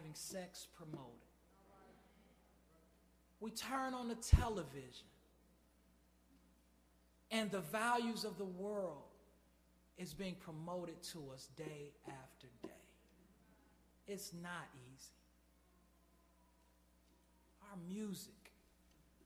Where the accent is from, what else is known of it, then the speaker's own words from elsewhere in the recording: Chicago, Illinois, United States; I grew up in Chicago